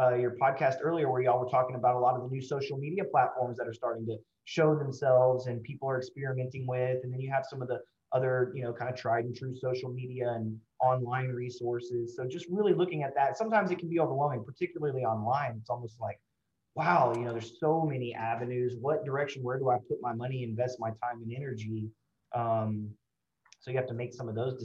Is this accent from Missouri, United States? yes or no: no; Houston, Texas, United States; I'm born and raised in Houston.